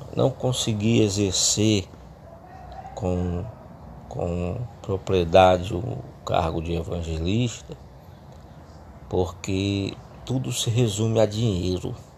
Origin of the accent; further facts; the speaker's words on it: Fortaleza, Ceará, Brazil; eu sou natural do Ceará, sou cearense, da cidade de Fortaleza.